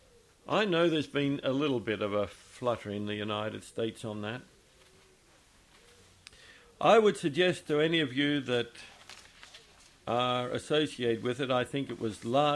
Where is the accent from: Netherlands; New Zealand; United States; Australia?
Australia; I'm an Australian